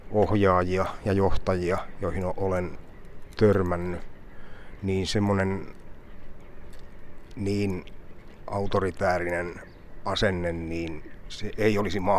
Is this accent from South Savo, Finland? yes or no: yes; South Savo, Finland; Enonkosken liepeillä. Niin, että mä oon aina pitänyt itteeni semmoisena puolisavolaisena.